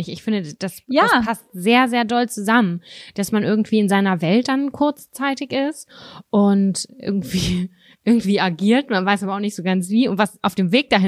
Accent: Lübbecke, North Rhine-Westphalia, Germany; und zwar habe ich damals in Lübbecke als Kind in der Nähe von der K an Kirche gewohnt, weißt du?

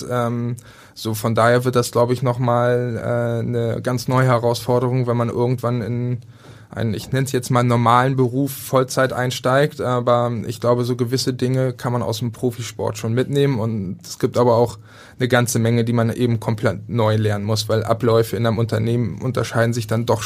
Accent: Berlin, Germany; Also für mich halt als, als Berliner, ähm, es fällt einem schwer

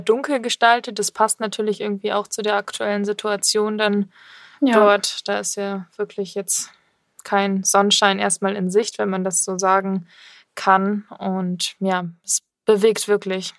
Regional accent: Germany; now in Munich, Germany; wir sind ja in München hier und ich komme ja eigentlich auch aus der Ecke von Bremen

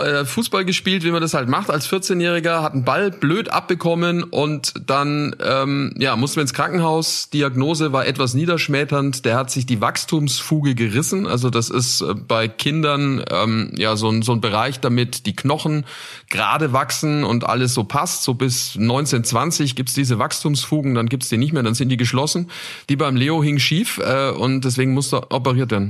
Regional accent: Nuremberg, Bavaria, Germany; in meiner Heimat in Nürnberg

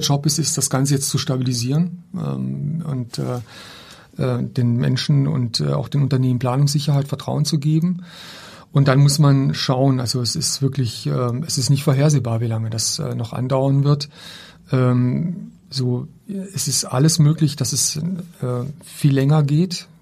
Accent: Black Forest, Baden-Württemberg, Germany; moved away; meiner Heimatstadt. Ich komme ja aus einem kleinen Ort im Schwarzwald

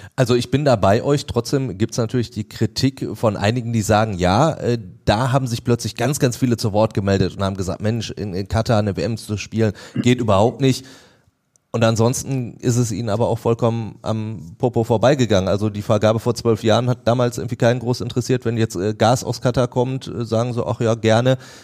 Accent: Germany; bei uns in Deutschland

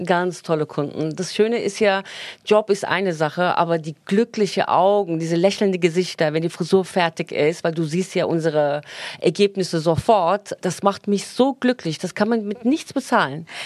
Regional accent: Turkey; moved away; Wir sind in der Türkei groß geworden

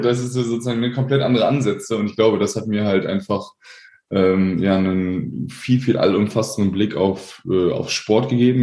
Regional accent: Paderborn, North Rhine-Westphalia, Germany; also born or lived in Korbach / Sauerland; dann bin ich halt ab dem dritten Lebensjahr mit meinen Eltern, mit meinen jungen Eltern nach Paderborn gezogen und äh, dann haben die halt nebenher noch studiert und dann bin ich halt auch zur Schule gegangen

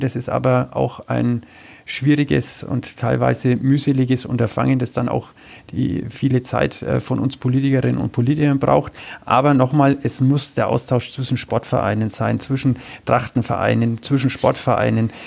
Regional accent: Nuremberg, Bavaria, Germany; ich bin ein geborener Nürnberger. Ich bin in dieser Stadt aufgewachsen

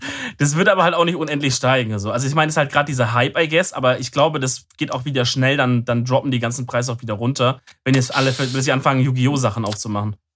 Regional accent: Swabia, Germany; bin ich auch ein Schwabe

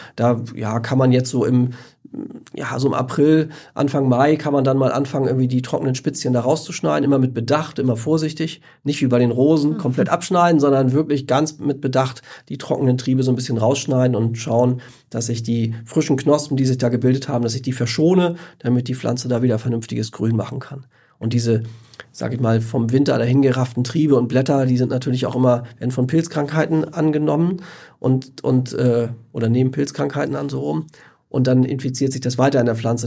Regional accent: Northern Germany, Germany; bei uns in Norddeutschland

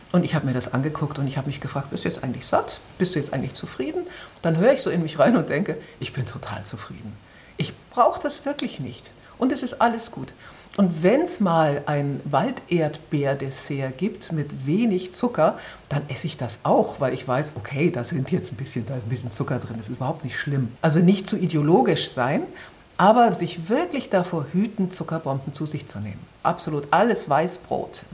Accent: Braunschweig, Lower Saxony, Germany; also born or lived in Wolfsburg; Ich bin in Braunschweig aufgewachsen

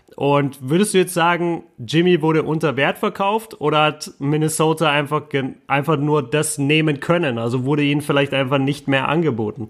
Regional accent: Bochum, North Rhine-Westphalia, Germany; weit weg von meinem Heimatort äh, Bochum zurzeit

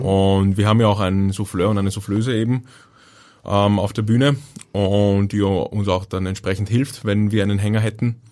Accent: Vienna, Austria; accent: Viennese; geboren und aufgewachsen bin ich in Wien

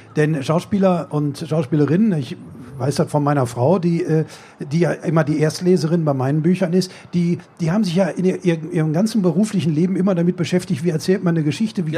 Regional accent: Bochum, North Rhine-Westphalia, Germany; ich komme auch aus Bochum

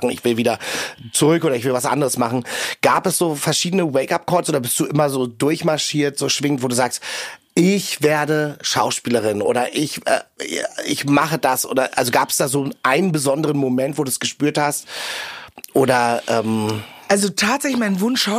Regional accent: Meckenheim, North Rhine-Westphalia, Germany; also born or lived in Ghana; in Meckenheim bei Bonn.

